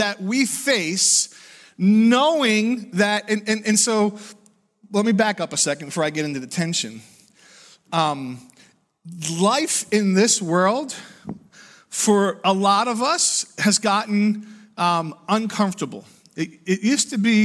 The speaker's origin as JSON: {"language": "English", "country": "United States", "said": "I'm proud American"}